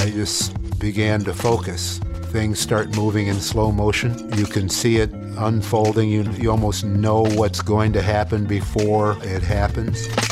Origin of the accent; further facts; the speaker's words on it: Canton, Ohio, United States; moved away; growing up in Canton, Ohio, I understood about football and its importance